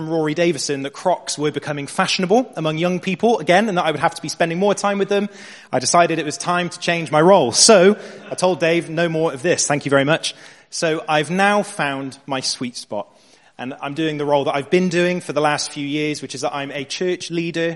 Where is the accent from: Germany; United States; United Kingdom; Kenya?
United Kingdom; Bristol, South West England; I'm a graphic designer, born and raised in Bristol.